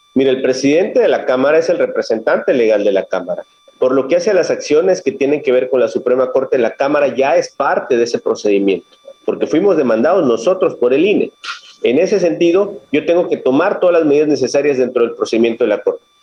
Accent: Minatitlán, Veracruz, Mexico; Yo soy originario de aquí, de Veracruz, del sur de Veracruz

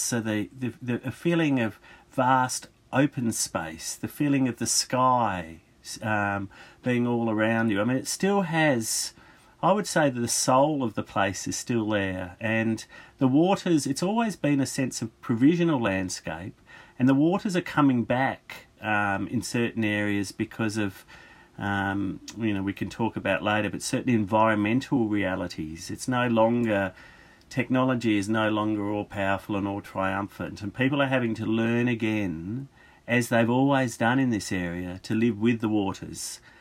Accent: Australia; I'm an Australian historian

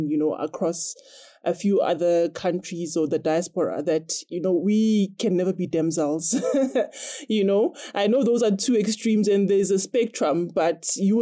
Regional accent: South Africa

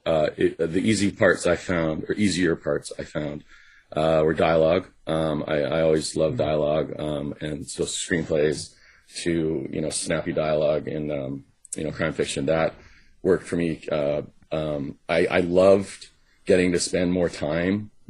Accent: Vancouver, British Columbia, Canada; also born or lived in Los Angeles; my hometown

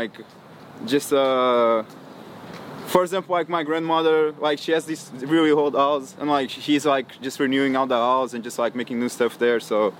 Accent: Caldas da Rainha, Centro, Portugal; English is a second language; moved away as an adult; now in United States; Okay, so I'm like 1 hour like north side of Lisbon. I'm like from a really small town called Caldas da Rainha.

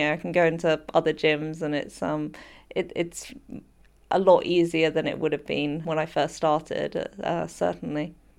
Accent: United Kingdom; my home country

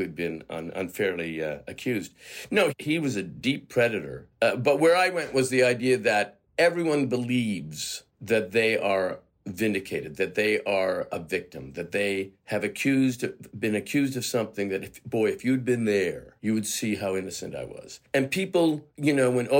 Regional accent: Canada; moved away as an adult; also born or lived in Toronto; I'm a Canadian actor. You know, I spent the first three decades of my life just living in Canada solely.

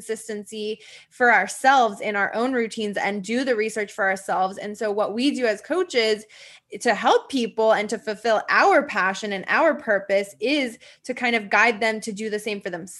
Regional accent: Midwest, United States; I grew up in the Midwest.

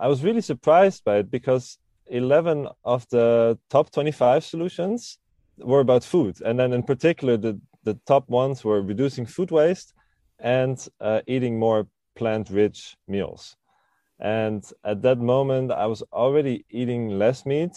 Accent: Switzerland; now in Amsterdam, Netherlands; Now I'm 29 years old and I live in Amsterdam. But I grew up in Switzerland

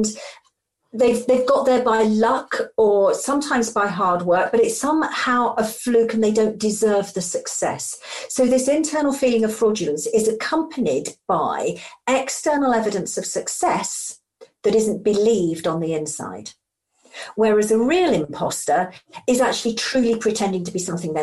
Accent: Lincolnshire, East Midlands, United Kingdom; also born or lived in Skegness / Friskney; I'm a true yellow belly and was brought up in Lincolnshire on the Friskney flats.

